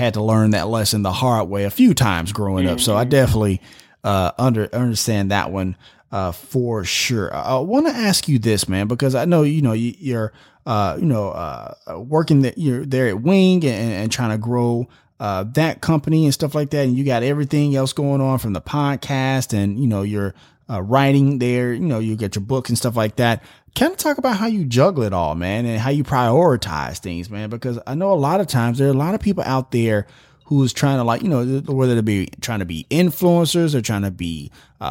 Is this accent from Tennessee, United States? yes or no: yes; Tennessee, United States; I come from Tennessee